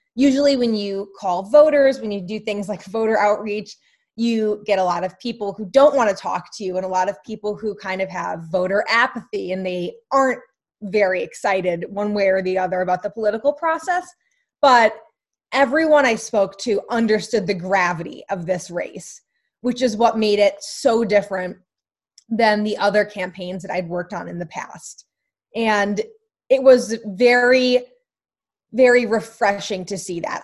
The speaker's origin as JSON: {"language": "English", "town": "Scranton", "region": "Pennsylvania", "country": "United States", "said": "I'm from Scranton, Pennsylvania."}